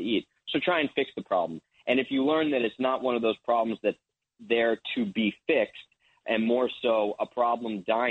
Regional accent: New Jersey, United States; also born or lived in Maine; I'm from New Jersey.

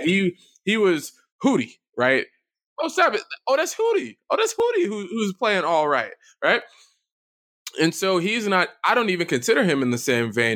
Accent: American South, United States; as a Southerner

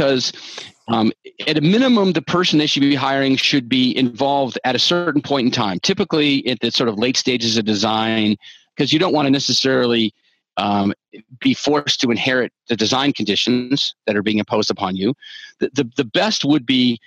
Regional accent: the South, United States; also born or lived in Georgia; I'm from the South

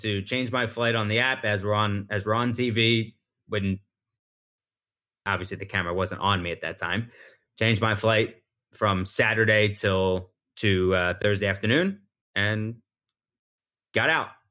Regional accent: Philadelphia, Pennsylvania, United States; I'm from Philadelphia

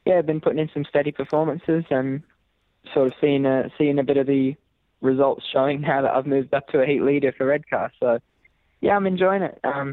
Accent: Australia; moved away as an adult; also born or lived in Scotland; now in Glasgow, United Kingdom; I'm the first Australian generation in my family. So I'm more British than I am Australian, funnily enough

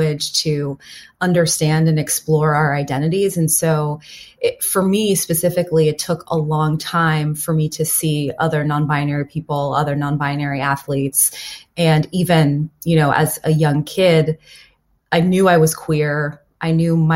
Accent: Pittsburgh, Pennsylvania, United States; I grew up in Pittsburgh, Pennsylvania in the 90s

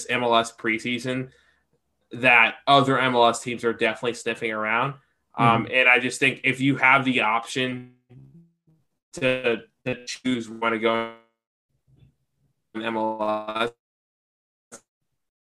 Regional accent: Atlanta, Georgia, United States; I'm from Atlanta. I'm an Atlanta United fan. I love Atlanta.

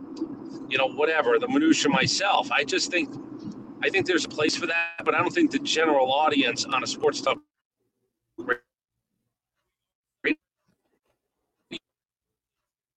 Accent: New York City, New York, United States; now in Atlanta, United States; My dad grew up in Brooklyn. I was born in Brooklyn.

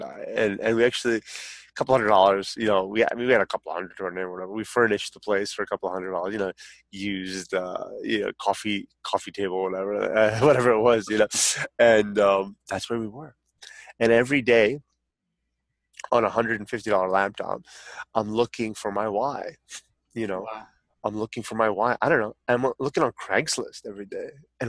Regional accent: San Francisco, California, United States; born there; As funny as that sounds, as caveman as that sounds, I was born in San Francisco.

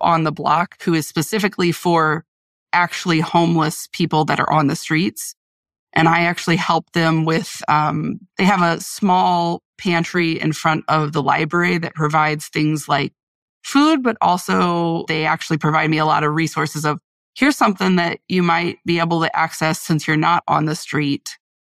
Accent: Central Illinois, United States; moved away as an adult; now in Wisconsin, United States; I'm originally from Central Illinois. Um, I moved to Wisconsin about two and a half years ago

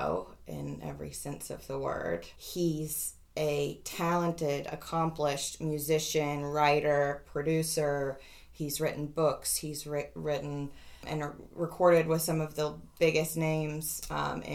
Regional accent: Tuscaloosa, Alabama, United States; moved away as an adult; I am back in Tuscaloosa today. I drove back last night to my hometown where I grew up

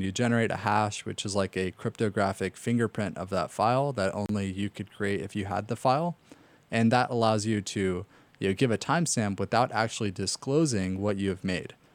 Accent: Los Angeles, California, United States; I grew up in North Hollywood

